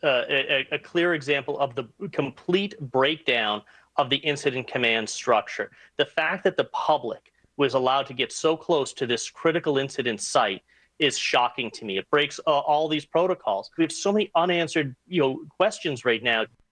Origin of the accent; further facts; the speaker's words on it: Uvalde, Texas, United States; I've been born and raised in Uvalde for forty-two, going on forty-two years.